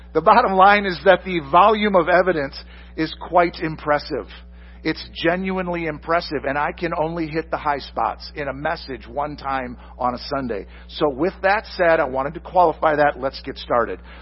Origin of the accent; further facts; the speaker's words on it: Michigan, United States; moved away; I'm from Michigan originally